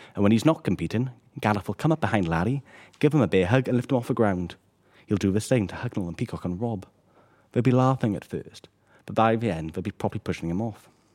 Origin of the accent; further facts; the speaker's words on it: Caerphilly, Wales, United Kingdom; my hometown of Caerphilly in South